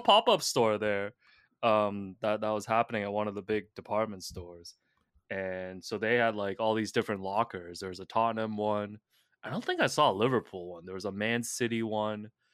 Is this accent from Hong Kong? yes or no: yes; Hong Kong; moved away; I'm from Hong Kong